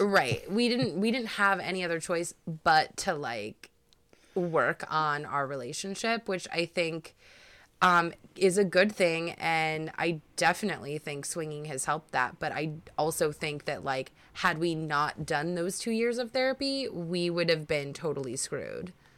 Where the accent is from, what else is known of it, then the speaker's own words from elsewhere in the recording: Cleveland, Ohio, United States; me and Brad, uh, we are from Cleveland, Ohio